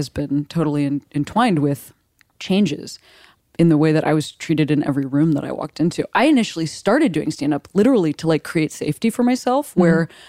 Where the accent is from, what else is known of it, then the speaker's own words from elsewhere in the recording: Midwest, United States; Like, I am from the Midwest. I live on the West Coast now